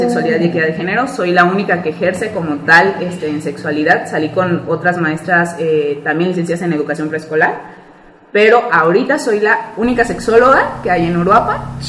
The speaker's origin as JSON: {"language": "Spanish", "country": "Mexico", "said": "los demás pues somos de México, de Guadalajara, Ciudad de México, Coahuila"}